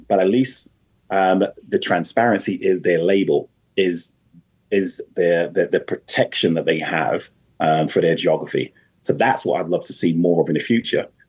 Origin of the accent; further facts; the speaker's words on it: Jamaica; as a Jamaican